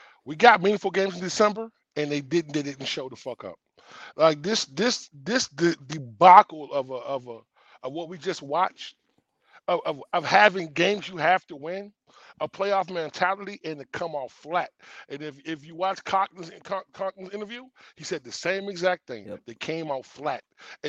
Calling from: Virginia, United States; from Virginia just calling in.

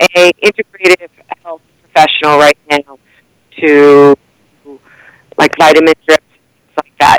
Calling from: Northport, New York, United States; Northport, Long Island.

